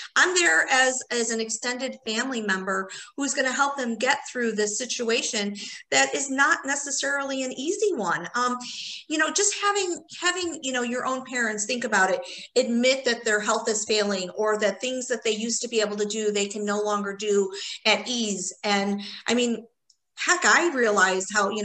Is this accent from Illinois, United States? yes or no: yes; Chicago, Illinois, United States; also born or lived in Indiana; I was born and raised in Chicago. So I was born in Chicago proper and lived there till I was 18